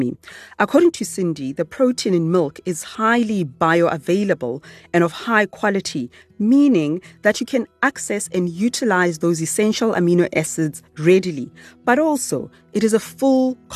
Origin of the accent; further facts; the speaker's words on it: Soweto, Gauteng, South Africa; Where I grew up in Soweto